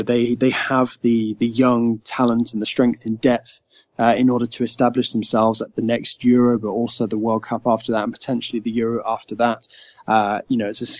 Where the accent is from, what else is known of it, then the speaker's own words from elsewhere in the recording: England, United Kingdom; an English guy